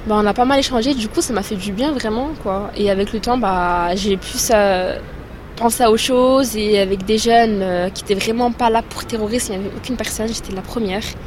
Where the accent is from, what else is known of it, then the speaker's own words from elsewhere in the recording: Chambéry, Auvergne-Rhône-Alpes, France; je vais avoir 19 ans et euh, je viens de Chambéry